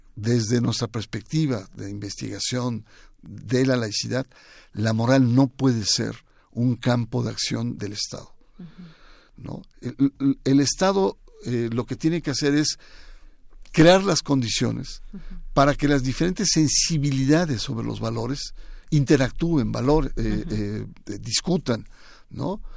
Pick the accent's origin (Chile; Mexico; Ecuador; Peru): Mexico; del ADN de los mexicanos, que nos ha costado mucho